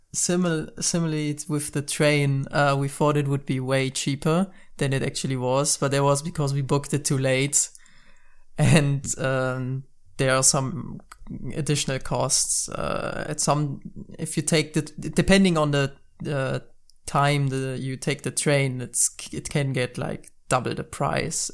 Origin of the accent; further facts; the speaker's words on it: North Rhine-Westphalia, Germany; English is a second language; English is our second language. I'm from Germany.